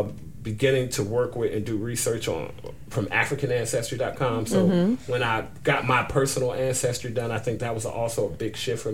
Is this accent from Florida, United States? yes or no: no; Trenton, New Jersey, United States; Being born and raised in Trenton.